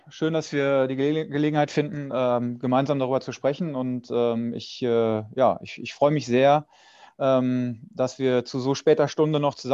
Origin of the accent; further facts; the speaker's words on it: Dortmund, North Rhine-Westphalia, Germany; born there; dadurch, dass ich so lange bei Borussia Dortmund gearbeitet habe und auch gebürtiger Dortmunder bin